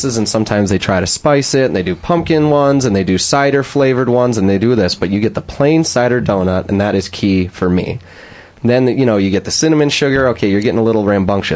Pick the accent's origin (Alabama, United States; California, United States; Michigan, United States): Michigan, United States; Lake Orion; moved away; my hometown in Lake Orion